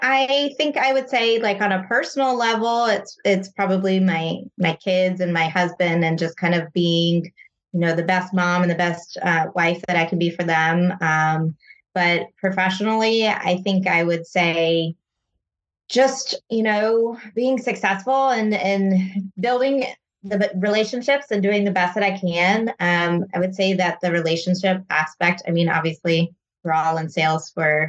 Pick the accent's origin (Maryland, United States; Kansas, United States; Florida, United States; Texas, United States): Florida, United States; Fort Myers; moved away as an adult; also born or lived in Chicago, Illinois; now in Odessa, United States; I am from Fort Myers, actually. So, oh, really? Born and raised a Floridian, moved up to Chicago for about 8 years, and then now have been back in Florida for two.